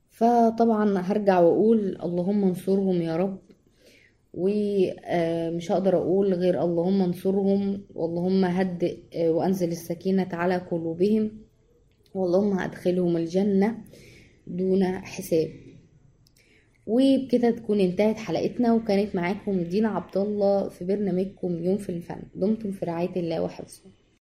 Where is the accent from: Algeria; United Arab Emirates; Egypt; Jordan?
Egypt; إحنا شعب مصري أصيل